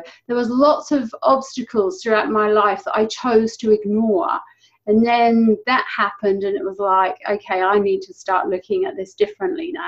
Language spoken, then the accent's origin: English; England, United Kingdom; moved away as an adult; now in New Zealand; I'm not originally a Kiwi. I'm originally from England. And I've lived in New Zealand for 11 years now.